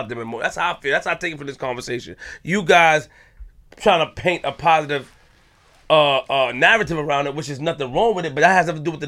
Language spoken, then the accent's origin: English; New York, United States; I'm from Linden the Far. I'm from North Side. Okay. I'm from Linden the Far.